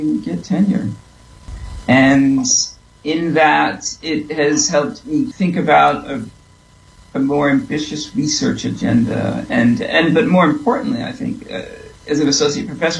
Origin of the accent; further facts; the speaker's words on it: New York City, New York, United States; I am from New York. I'm from Brooklyn.